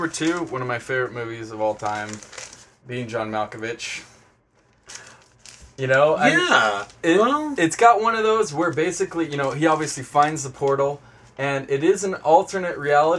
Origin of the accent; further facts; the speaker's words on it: Kansas, United States; I grew up in Kansas, I know.